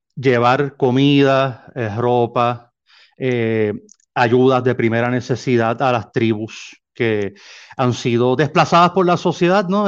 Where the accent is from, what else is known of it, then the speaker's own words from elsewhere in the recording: San Juan, Puerto Rico; moved away as an adult; now in Nogales, Mexico; soy natal de San Juan, Puerto Rico